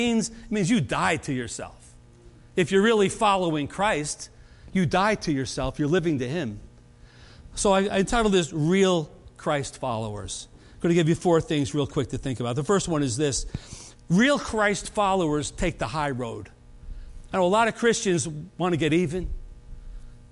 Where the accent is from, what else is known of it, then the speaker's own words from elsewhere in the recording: United States; I was born in America.